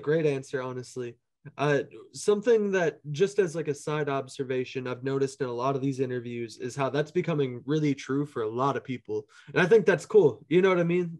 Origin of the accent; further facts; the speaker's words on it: Minneapolis, Minnesota, United States; Minneapolis has shaped a lot of where my sound comes from, just as far as, like, people I knew and, like, growing up there